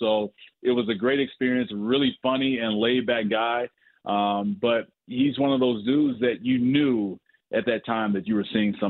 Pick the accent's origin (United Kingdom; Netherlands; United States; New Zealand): United States; Chicago, Illinois; I'm from Chicago.